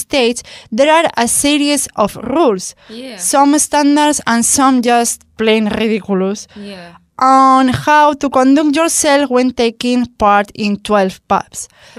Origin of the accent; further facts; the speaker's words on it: Madrid, Community of Madrid, Spain; English is a second language; because I spend this festivity in my hometown, but a lot of people travel only to be part in this race because it's so funny and it's a big tradition in Madrid.